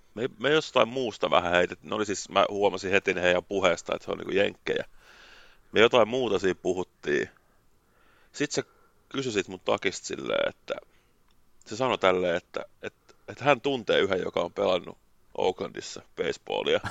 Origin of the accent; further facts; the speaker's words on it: Finland; mä oon Suomesta